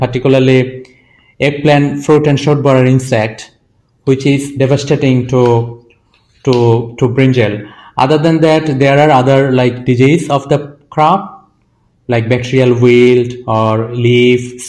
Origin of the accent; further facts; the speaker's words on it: Bangladesh; I am from Bangladesh and I have traveled across the country